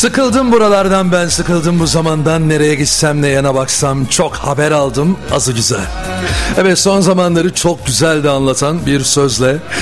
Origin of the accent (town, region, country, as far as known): Bursa, Turkey; born or raised there; moved away